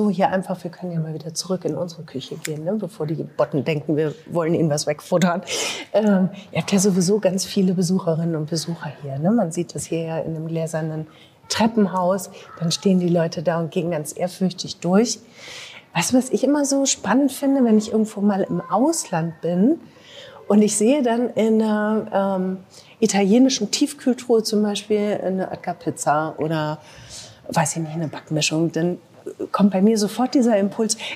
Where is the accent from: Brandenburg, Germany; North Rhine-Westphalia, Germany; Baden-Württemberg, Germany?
North Rhine-Westphalia, Germany; Bielefeld; Für mich hat es auch immer viel mit Nostalgie zu tun, weil meine Mutter hier gearbeitet hat, ihre Freundinnen haben alle hier gearbeitet. Ich glaube, da, da gibt es bei vielen Bielefelderinnen und Bielefeldern so ein, ja, so, irgendwie so ein Zusammengehörigkeitsgefühl.